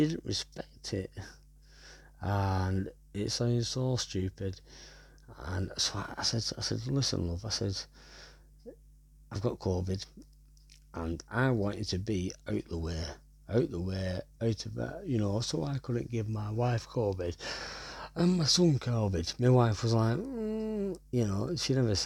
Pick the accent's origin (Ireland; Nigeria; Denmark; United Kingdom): United Kingdom; Wigan, North West England; I'm from Wigan